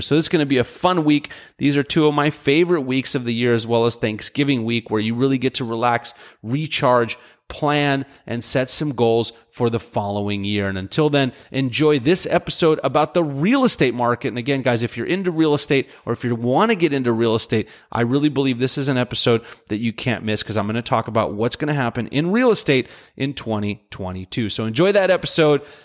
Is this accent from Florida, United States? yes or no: no; Texas, United States; moved away; my home state of Texas